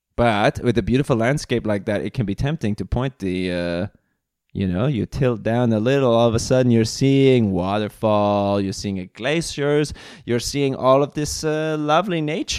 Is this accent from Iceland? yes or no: yes; Reykjavik, Capital Region, Iceland; And I am from Iceland.